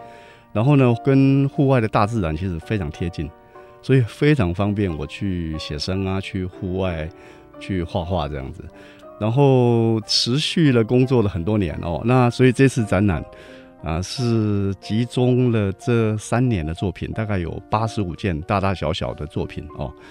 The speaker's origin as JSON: {"language": "Chinese", "country": "Taiwan", "tie": "born or raised there", "said": "但是事实上我们老家那条路是以前挑硫磺，还有挑地瓜"}